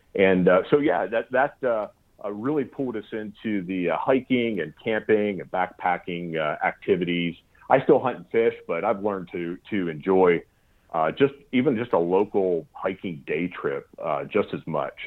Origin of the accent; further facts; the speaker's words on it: South Central Pennsylvania, United States; moved away as an adult; also born or lived in Pacific Northwest; growing up in Pennsylvania, in uh, South Central Pennsylvania